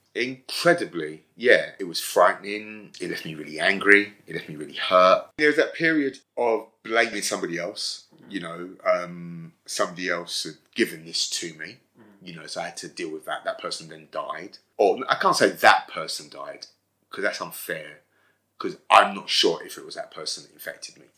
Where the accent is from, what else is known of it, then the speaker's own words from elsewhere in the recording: London, United Kingdom; I was born and raised in Brixton